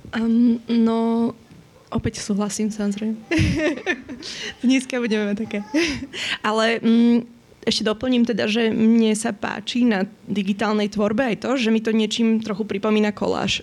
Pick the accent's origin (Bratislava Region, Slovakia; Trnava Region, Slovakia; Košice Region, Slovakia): Bratislava Region, Slovakia; Bratislava; also born or lived in Vienna, Austria; že som tu vyrástla, že pochádzam z Bratislavy